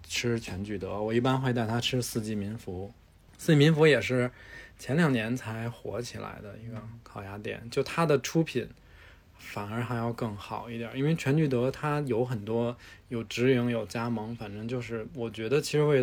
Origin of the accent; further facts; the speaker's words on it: Beijing, China; 就是我虽然是土生土长北京人，